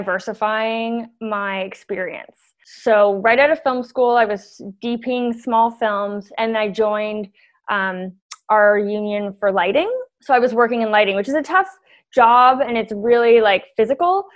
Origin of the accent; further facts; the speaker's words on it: Toronto, Ontario, Canada; I grew up in Toronto and went to the School of Toronto Dance Theatre